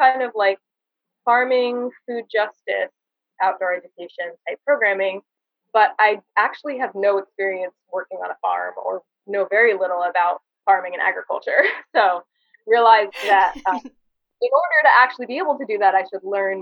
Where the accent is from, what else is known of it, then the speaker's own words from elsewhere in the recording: New Jersey, United States; moved away as an adult; also born or lived in Amherst, Massachusetts / Hawaii; now in Santa Cruz, United States; I'm from New Jersey originally, so grew up on the East Coast